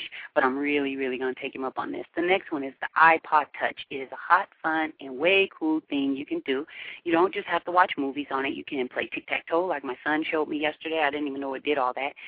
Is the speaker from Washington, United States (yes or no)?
yes; Seattle, Washington, United States; growing up in Seattle, we had them when we were little kids